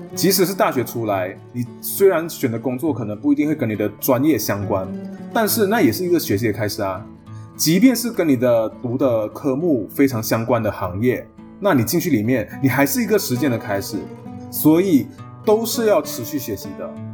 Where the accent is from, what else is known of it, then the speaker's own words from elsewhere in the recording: Malaysia; moved away as an adult; also born or lived in Taiwan; 我作为马来西亚人的自我认同，甚至作为读中生的一个自我认同